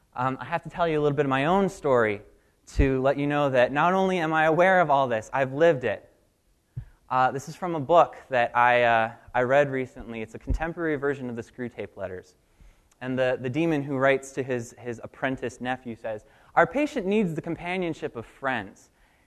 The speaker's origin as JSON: {"language": "English", "town": "Richmond", "region": "Virginia", "country": "United States", "moved": "as an adult", "lives_now": "Coconut Creek, United States", "said": "I'm from Coconut Creek, and 6 years ago, my family moved to Florida from Richmond. I was very excited to go. I was actually the one who told my dad, yep, we got to go."}